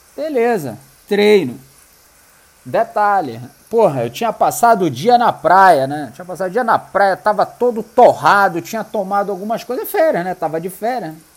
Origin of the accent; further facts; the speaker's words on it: Manaus, Amazonas, Brazil; eu sou de Manaus, tenho um restaurante assim, assim, assim